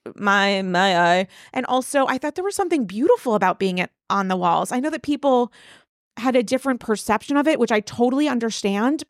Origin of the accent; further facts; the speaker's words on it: Rhode Island, United States; now in New York, United States; I'm from Rhode Island.